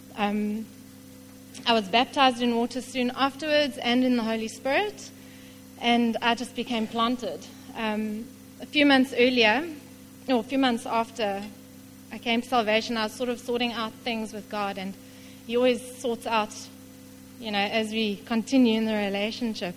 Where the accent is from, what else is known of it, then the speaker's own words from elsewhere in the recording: King William's Town, Eastern Cape, South Africa; I grew up in King Williamstown, not too far away from here